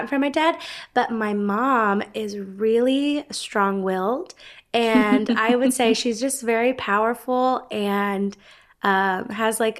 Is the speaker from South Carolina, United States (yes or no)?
no; Gainesville, Georgia, United States; also born or lived in Oakwood, Georgia; I'm originally from Gainesville, Georgia